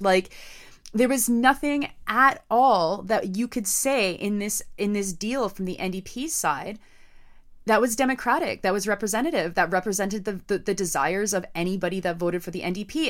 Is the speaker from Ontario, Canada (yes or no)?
yes; Southern Ontario, Canada; my hometown Loblaws